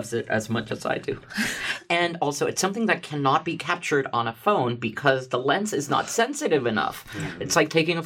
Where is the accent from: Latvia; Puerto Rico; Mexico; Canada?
Puerto Rico; now in New York City, United States; I come from Puerto Rico. I grew up nearish a beach